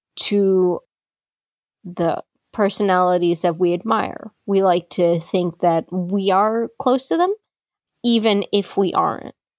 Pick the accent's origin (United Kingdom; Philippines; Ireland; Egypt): Philippines; I am Chinese Filipino, and I'm based in the Philippines